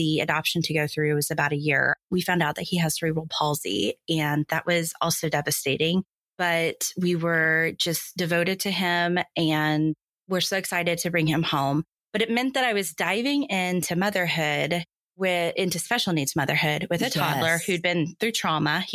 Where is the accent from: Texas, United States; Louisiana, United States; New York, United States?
Texas, United States; Dallas; I'm from Dallas. I live in Dallas. I grew up in Dallas. So longtime Dallasite here